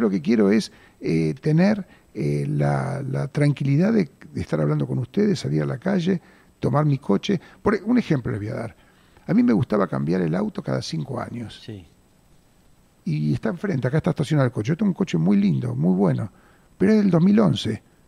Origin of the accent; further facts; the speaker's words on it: Buenos Aires, Argentina; Yo de hecho nací en Mataderos, en esa, en esa casa